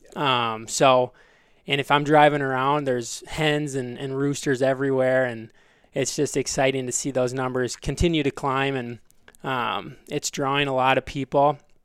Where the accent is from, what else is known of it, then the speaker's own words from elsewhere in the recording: Belle Plaine, Minnesota, United States; also born or lived in South Dakota; I grew up in Belle Plaine, Minnesota